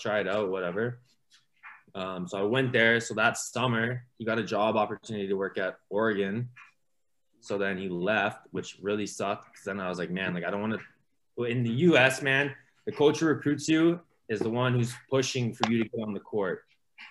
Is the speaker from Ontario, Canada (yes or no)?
yes; Mississauga, Ontario, Canada; also born or lived in Romania